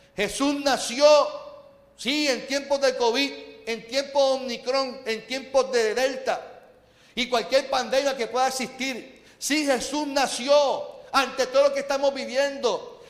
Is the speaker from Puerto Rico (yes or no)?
yes; Puerto Rico; vivimos como puertorriqueños